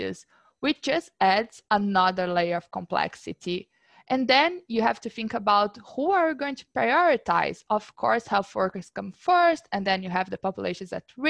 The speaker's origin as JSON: {"language": "English", "country": "Brazil", "moved": "yes", "said": "We are both from Brazil. We are actually both from the same city."}